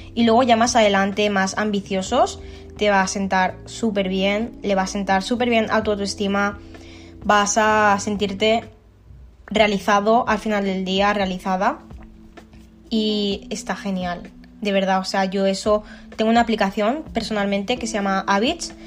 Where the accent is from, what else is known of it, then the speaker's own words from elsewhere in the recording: Alicante, Valencian Community, Spain; tengo 25 años y soy de Alicante.